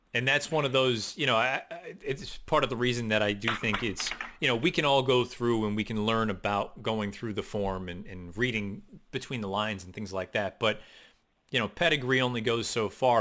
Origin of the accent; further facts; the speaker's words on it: West Springfield, Massachusetts, United States; I grew up in West Springfield